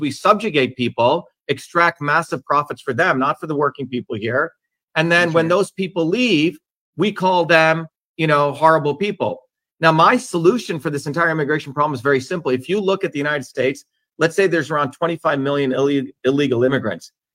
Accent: Mumbai, Maharashtra, India; moved away; growing up in Bombay as a child

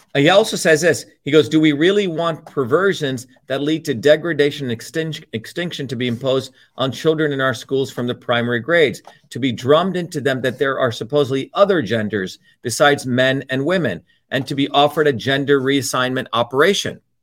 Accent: New Jersey, United States; the working class people I grew up with in New Jersey

